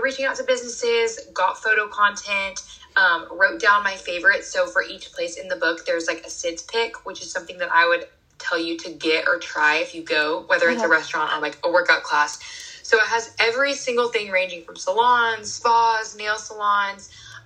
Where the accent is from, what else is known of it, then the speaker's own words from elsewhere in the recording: Austin, Texas, United States; moved away as an adult; also born or lived in Fayetteville, Arkansas; I am actually from Austin, Texas. I'm a okay. Texas girly.